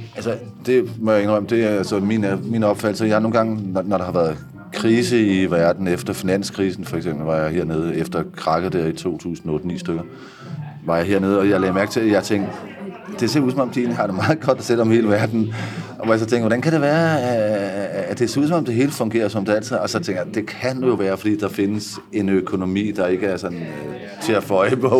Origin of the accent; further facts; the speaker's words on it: Denmark; hjemme i Danmark